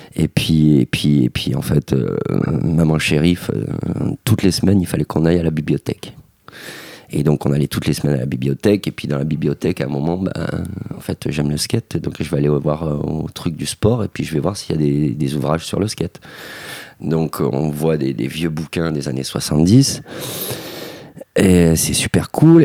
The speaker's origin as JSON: {"language": "French", "town": "Gardanne", "region": "Provence-Alpes-Côte d'Azur", "country": "France", "tie": "born or raised there", "said": "on s'est inscrit au club Moustique Team de Gardanne."}